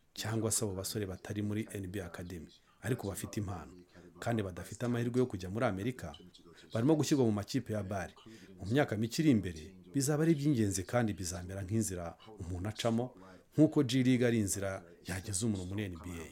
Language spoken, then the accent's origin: Kinyarwanda; London, United Kingdom; moved away as an adult; also born or lived in Ghana / United States / Japan / Spain; natangiye mfite imyaka cumi n'itanu muri londres nkina muri Brixton